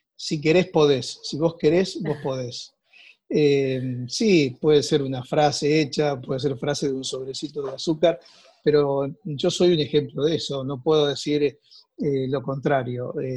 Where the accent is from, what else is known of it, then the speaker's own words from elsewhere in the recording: Rosario, Santa Fe, Argentina; moved away; Yo soy de Rosario, estudié en Rosario, nací allí, me crié en un pueblo cercano